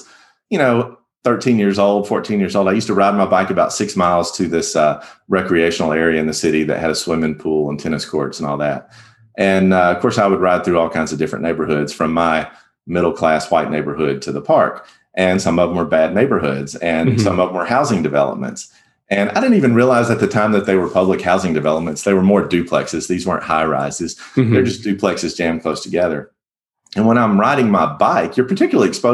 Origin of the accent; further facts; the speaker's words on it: the South, United States; growing up in the Church of Christ in the South